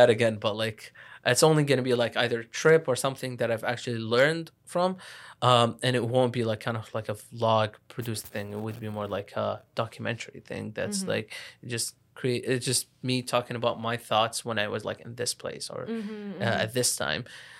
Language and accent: English; Lebanon; moved away; I went into university pretty late, again, like, because I came from Lebanon.